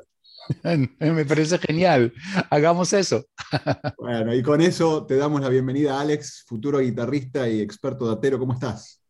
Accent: Tigre, Buenos Aires Province, Argentina; moved away as an adult; yo soy de Tigre, que queda a cinco minutos de San Fernando

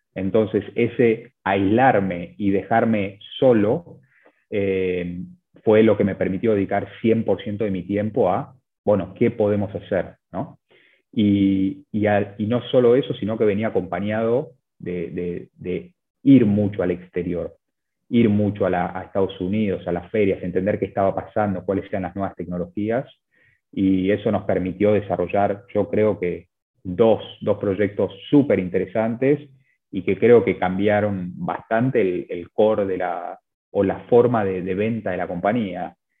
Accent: Buenos Aires, Argentina; also born or lived in Chile; yo, soy de, Buenos Aires, de Argentina

